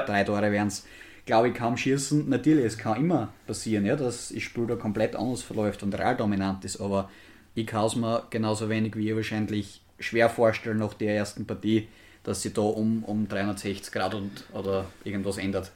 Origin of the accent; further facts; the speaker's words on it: Austria; als Österreicher